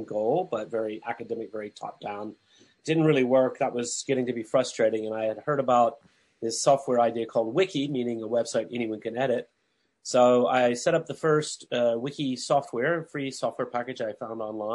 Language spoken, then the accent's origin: English; Huntsville, Alabama, United States; my hometown, Huntsville, Alabama